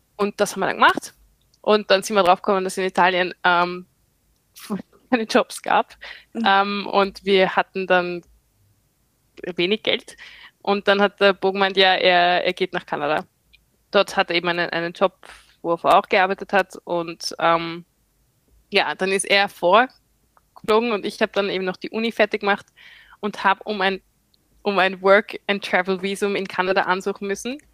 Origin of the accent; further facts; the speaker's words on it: Austria; moved away as an adult; now in Queensland, Australia; bin Österreicherin, lebe im Ausland